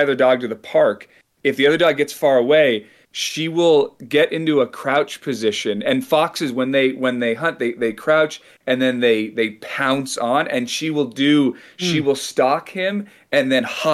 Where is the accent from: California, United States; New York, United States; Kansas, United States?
California, United States; San Francisco Bay Area; I grew up in the San Francisco Bay Area